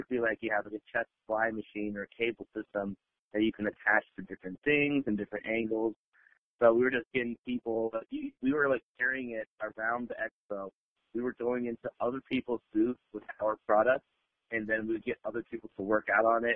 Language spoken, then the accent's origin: English; Las Vegas, Nevada, United States; I am from Vegas